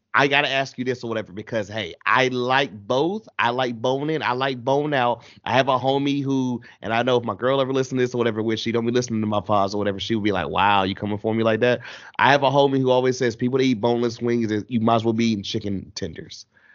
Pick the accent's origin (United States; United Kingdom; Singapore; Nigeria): United States; Goldsboro, North Carolina; there's a place back in my hometown, I haven't had it in years now, but I always, anytime I can go home and I can get it, I will, because it's that amazing, whatever. Shout out to Aggies in Goldsboro, NC